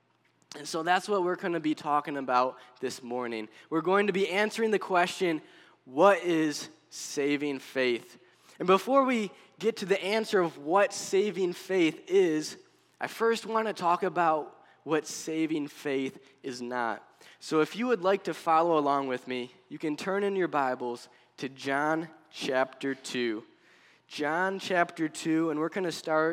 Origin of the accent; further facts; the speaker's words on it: Buffalo, New York, United States; moved away as an adult; also born or lived in Pennsylvania; now in Tunkhannock, United States; Originally, I'm from New York near the Buffalo area